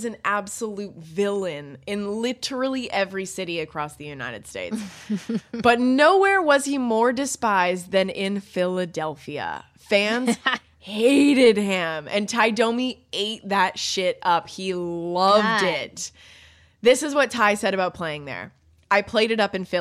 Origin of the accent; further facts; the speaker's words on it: Canada; I'm Canadian